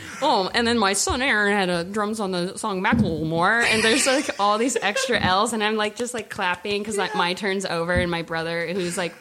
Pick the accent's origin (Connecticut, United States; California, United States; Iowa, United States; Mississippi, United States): California, United States; Walnut Creek; also born or lived in San Francisco, United States; now in Oakland, United States; I was born in SF. We grew up in Walnut Creek, which is like a suburb outside of course. There. They still live there, same house that I've lived in since I was like 3 years old.